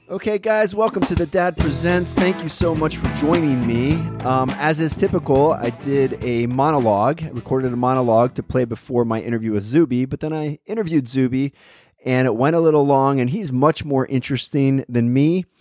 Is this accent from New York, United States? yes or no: no; Pennsylvania, United States; moved away as an adult; also born or lived in Nashville; now in Los Angeles, United States; I grew up in Pennsylvania. I'm in, I'm in Los Angeles now